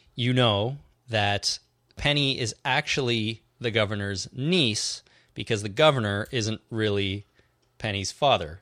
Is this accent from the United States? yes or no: no; Canada; being Canadian